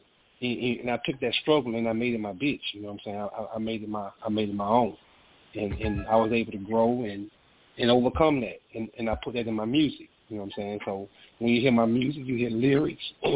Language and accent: English; Atlanta, Georgia, United States; me growing up in Atlanta, that's when we had the projects up